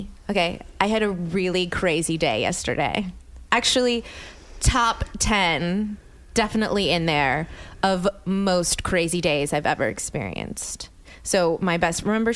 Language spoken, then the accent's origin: English; New Orleans, Louisiana, United States; moved away as an adult; now in Los Angeles, United States; I grew up in New Orleans, Louisiana